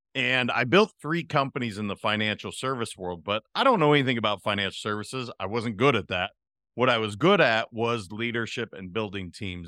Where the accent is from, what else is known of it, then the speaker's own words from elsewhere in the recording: Montana, United States; moved away as an adult; also born or lived in California; now in Florida, United States; I'm a kid from Montana that happened to end up in California for 20 years, and I've been in Florida for three